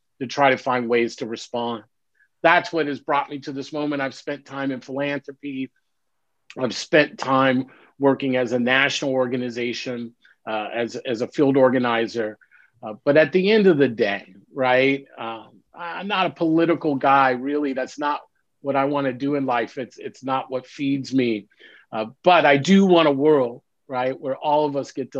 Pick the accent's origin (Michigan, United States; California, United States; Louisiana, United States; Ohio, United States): California, United States; Los Angeles; I grew up in Los Angeles, and, you know, I'm the third generation of now what is 5 generations of Los Angelians.